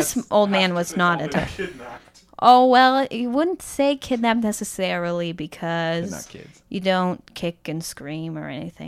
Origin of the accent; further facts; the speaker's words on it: Pitlochry, Scotland, United Kingdom; turns out we're both from the same small town. And we're both from Pitlochry in Scotland.